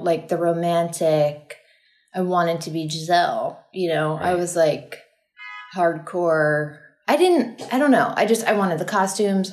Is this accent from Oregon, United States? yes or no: no; Austin, Texas, United States; I grew up in Austin, Texas.